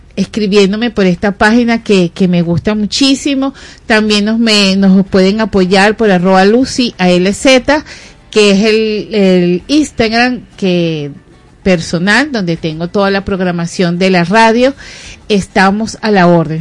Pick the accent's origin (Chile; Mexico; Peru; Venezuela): Venezuela; somos venezolanos